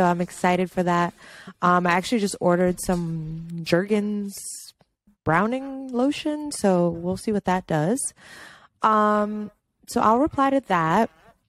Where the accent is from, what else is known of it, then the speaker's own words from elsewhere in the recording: Trinidad & Tobago; And I am a Trinidadian woman, so I believe in the shit that they told me.